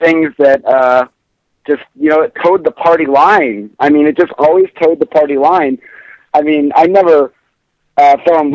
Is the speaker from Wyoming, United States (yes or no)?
yes; Wyoming, United States; now in Colorado, United States; growing up in Wyoming